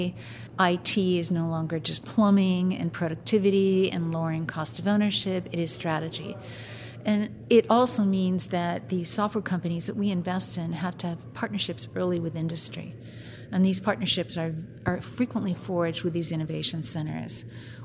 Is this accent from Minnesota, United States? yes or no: yes; Minneapolis, Minnesota, United States; I'm from the Minneapolis area, which is not that much different than Omaha, Nebraska